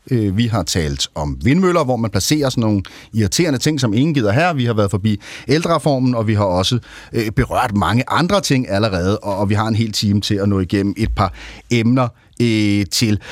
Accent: Copenhagen, Capital Region of Denmark, Denmark; som københavner

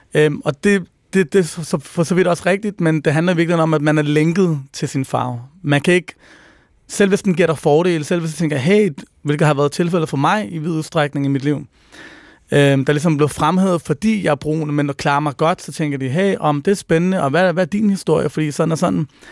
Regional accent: Copenhagen, Capital Region of Denmark, Denmark; der, hvor jeg voksede op, som er på Nørrebro i 90'erne

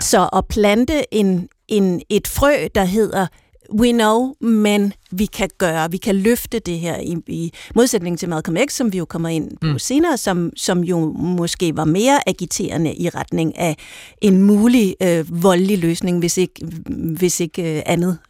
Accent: Denmark

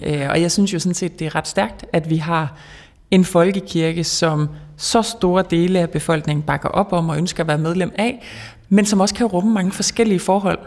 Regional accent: the North Sea coast, West Jutland, Denmark; jeg er opvokset ved Vesterhavet

